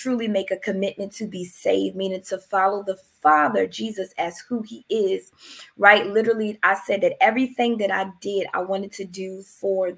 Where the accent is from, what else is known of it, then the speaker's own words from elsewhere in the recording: Philadelphia, Pennsylvania, United States; now in New Jersey, United States; I am originally from Philadelphia, but I reside in New Jersey